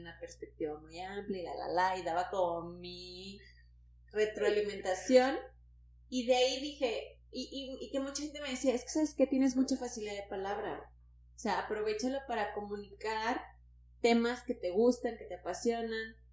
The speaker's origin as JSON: {"language": "Spanish", "town": "Tampico", "region": "Tamaulipas", "country": "Mexico", "said": "soy de Tampico"}